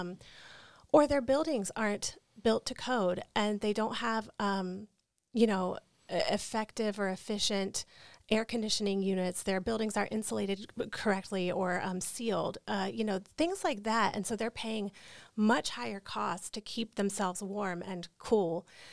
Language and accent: English; North Carolina, United States; I'm from North Carolina? I'm from the Bible Belt.